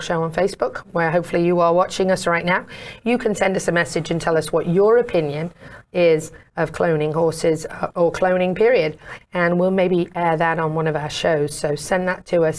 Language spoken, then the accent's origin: English; England, United Kingdom; now in Florida, United States; I'm from England and I've been here for over 20 years